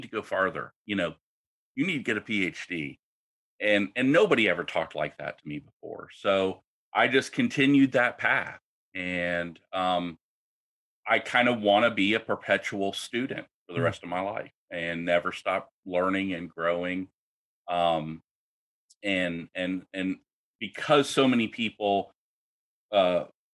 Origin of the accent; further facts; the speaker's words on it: Washington, District of Columbia, United States; moved away; also born or lived in Oklahoma / New Orleans; I grew up in the Washington, D.C. area